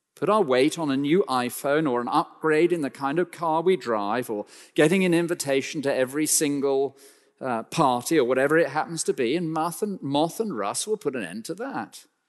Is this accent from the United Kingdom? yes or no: yes; United Kingdom; we're so British